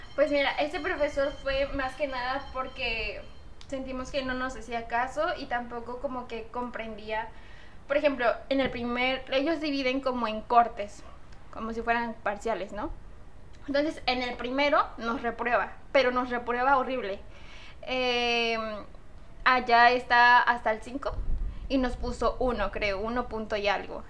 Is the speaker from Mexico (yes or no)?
yes; Córdoba, Veracruz, Mexico; soy de Córdoba